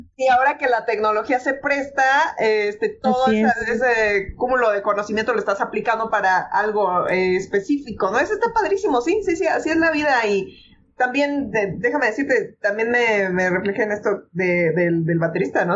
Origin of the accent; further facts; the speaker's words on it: Mexico City, Mexico; moved away as an adult; me regresé a mi ciudad natal, que es la Ciudad de México